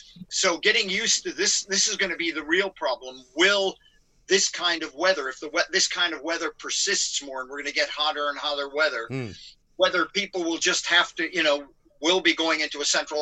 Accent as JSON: {"language": "English", "town": "Los Angeles", "region": "California", "country": "United States", "moved": "yes", "lives_now": "United Kingdom", "said": "given I'm from California, from L.A."}